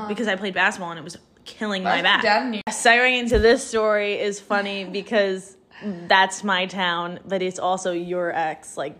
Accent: New Jersey, United States; Yes, but we're from New Jersey.

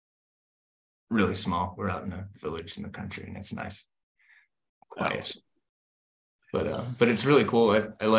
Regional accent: United States; moved away as an adult; now in Denmark; I'm the American

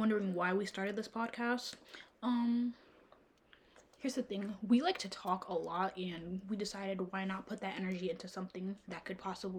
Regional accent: Rhode Island, United States; I'm 20 years old and I'm from Rhode Island.

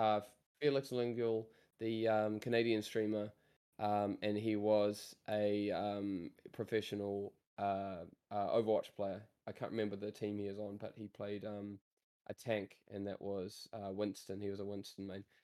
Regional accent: New Zealand; I come from New Zealand

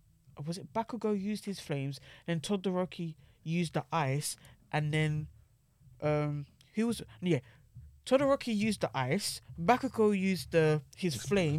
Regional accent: United Kingdom; My promise is to try. I'm British.

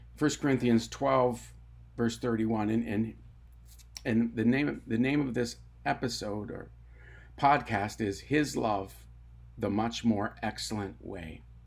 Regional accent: Tyendinaga Mohawk Territory, Ontario, Canada; I grew up on the Talladega Mohawk Territory in Ontario, Canada.

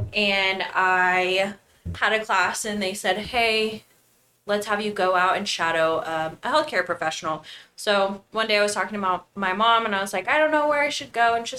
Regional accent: Lovington, New Mexico, United States; I'm from Lovington, New Mexico. I grew up showing animals.

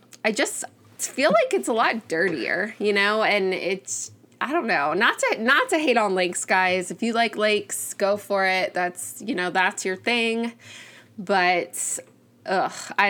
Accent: Miami, Florida, United States; moved away; We grew up in Miami where you could just go to the beach

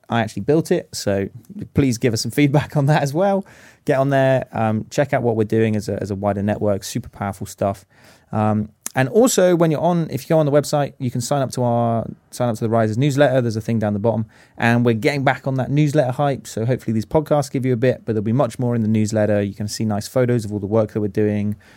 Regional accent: Stroud, South West England, United Kingdom; I'm 29 these days, almost at the end of my youth career. Use he, him, and his. Uh, born and raised in Stroud.

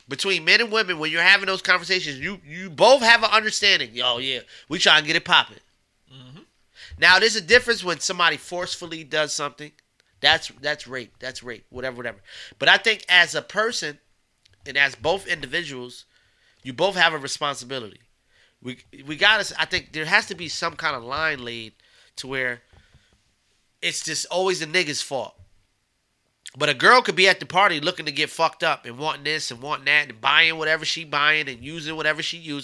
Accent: Beacon, New York, United States; moved away; also born or lived in Maryland / Washington, D.C. / Los Angeles, California; I'm from Beacon, New York

